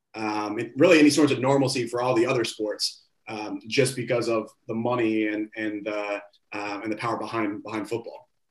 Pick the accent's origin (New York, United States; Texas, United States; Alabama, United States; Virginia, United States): Virginia, United States; hometown of James Madison University; my hometown and James Madison University